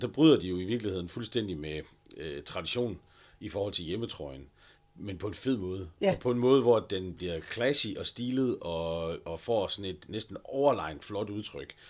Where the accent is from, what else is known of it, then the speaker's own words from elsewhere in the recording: North Jutland, North Denmark Region, Denmark; jeg er nordjyde